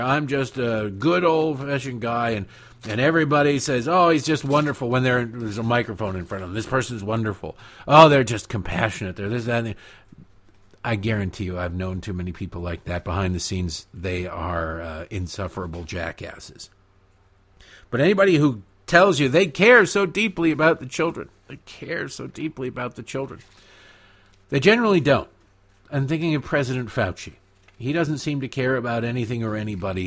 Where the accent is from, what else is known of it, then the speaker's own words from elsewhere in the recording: Detroit, Michigan, United States; I've watched hours and hours of curling growing up in Detroit on the C B C